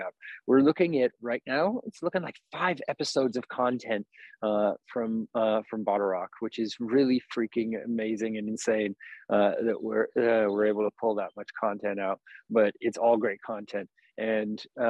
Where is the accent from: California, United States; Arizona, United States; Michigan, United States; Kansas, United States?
California, United States; Napa; moved away as an adult; now in Vacaville, United States; I grew up here in Napa, and it's the place I know is home the most